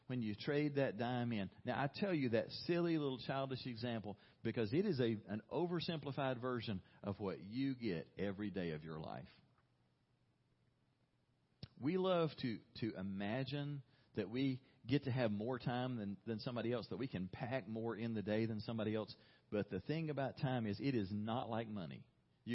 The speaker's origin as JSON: {"language": "English", "town": "Brundidge", "region": "Alabama", "country": "United States", "tie": "born or raised there", "said": "I grew up in a small town in southeast Alabama called Brundage, very, very small town."}